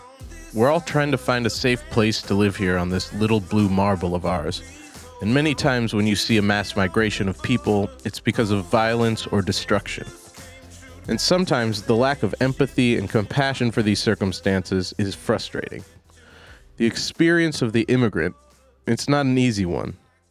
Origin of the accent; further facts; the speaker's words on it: United States; I'm a dad, and I'm an American.